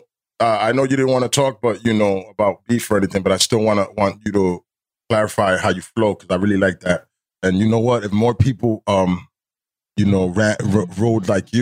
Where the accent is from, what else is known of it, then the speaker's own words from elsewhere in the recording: New Jersey, United States; I'm from Jersey